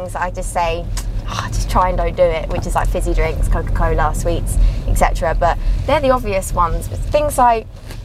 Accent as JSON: {"language": "English", "town": "Bedford", "region": "East of England", "country": "United Kingdom", "tie": "born or raised there", "said": "I'm from Bedford. Just outside of London"}